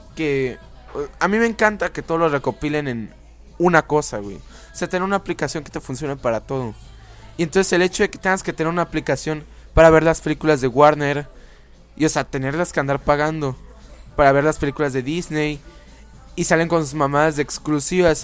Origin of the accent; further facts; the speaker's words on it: Veracruz, Mexico; aquí en Veracruz